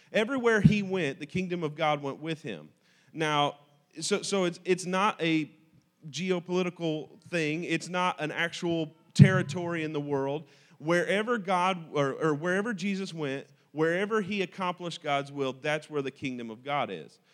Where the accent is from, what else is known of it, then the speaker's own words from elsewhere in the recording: United States; I am an American by accident of birth